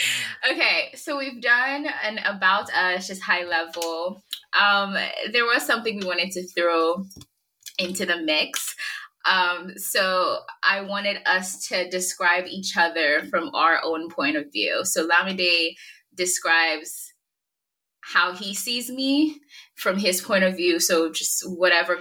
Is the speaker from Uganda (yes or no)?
no; Nigeria; I am Yoruba, Nigerian as well